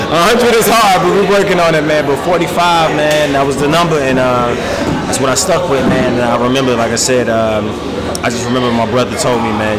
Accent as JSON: {"language": "English", "town": "Landover", "region": "Maryland", "country": "United States", "moved": "yes", "lives_now": "Raleigh, United States", "said": "Yeah, I'm from Landover, Maryland."}